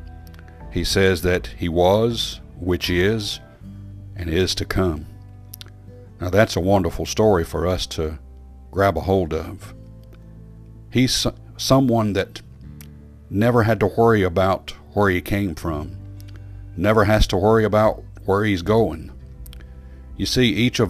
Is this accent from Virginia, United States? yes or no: yes; Stuart, Virginia, United States; I was born in Stuart, Virginia. Many of my friends born in the same place, in fact, by the same doctor, Dr. Massey